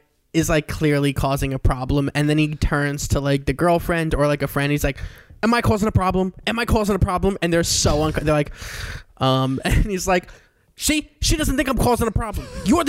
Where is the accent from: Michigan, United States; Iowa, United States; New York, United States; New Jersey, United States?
New York, United States; Long Island; Long Island, New York.